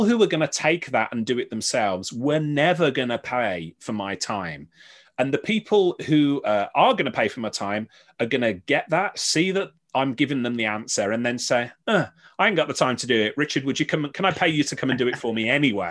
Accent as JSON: {"language": "English", "town": "Birmingham", "region": "West Midlands", "country": "United Kingdom", "tie": "born or raised there", "moved": "yes", "said": "I sort of did this back in Birmingham. I did a lot of my hometown in the West Midlands, where I was brought up"}